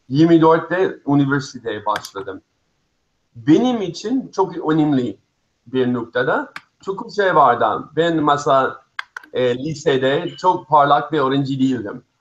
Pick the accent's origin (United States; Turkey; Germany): United States; born there; also born or lived in Israel; Aslında Amerika'da Amerika'da doğdum. Sonra İsrail'de koçmen oldum. Oraya taşındım.